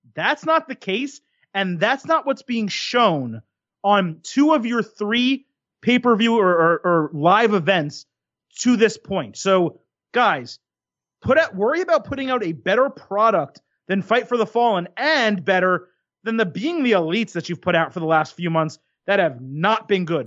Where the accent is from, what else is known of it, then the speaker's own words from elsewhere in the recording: United States; growing up in America